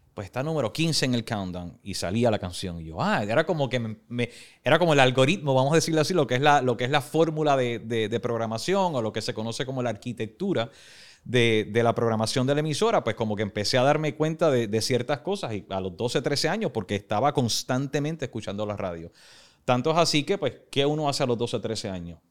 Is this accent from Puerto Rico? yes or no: yes; Puerto Rico; moved away; somos latinos, somos puertorriqueños